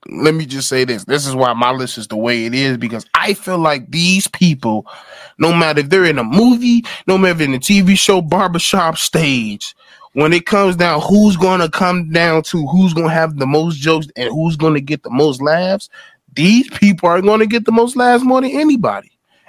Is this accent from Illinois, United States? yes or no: yes; Chicago, Illinois, United States; I grew up in Chicago.